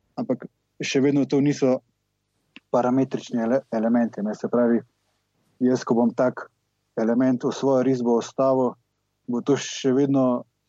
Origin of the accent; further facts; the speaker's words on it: Velenje, Savinja, Slovenia; iz Velenja. Uh, osnovno šolo in gimnazijo sem v bistvu obiskoval kar tukaj v Velenju